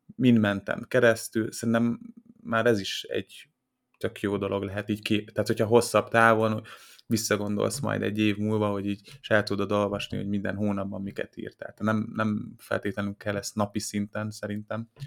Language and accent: Hungarian; Hungary; magyarok vagyunk, panaszkodunk